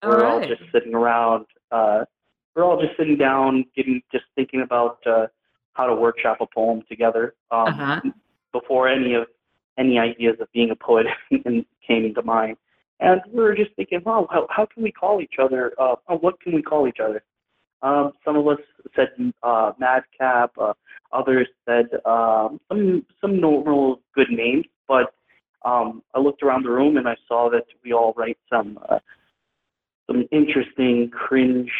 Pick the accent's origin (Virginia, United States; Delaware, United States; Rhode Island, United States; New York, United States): New York, United States; New York City; moved away; also born or lived in Detroit, Michigan; I would consider myself a New Yorker since I grew up in the Bronx.